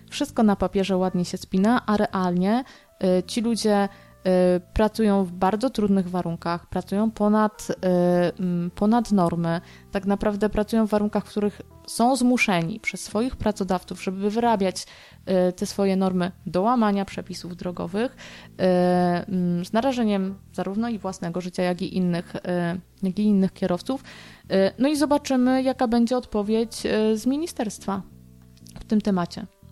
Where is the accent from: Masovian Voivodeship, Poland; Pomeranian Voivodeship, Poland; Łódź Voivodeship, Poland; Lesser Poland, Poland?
Łódź Voivodeship, Poland; Kutno; mieszkańcy mojego rodzinnego miasta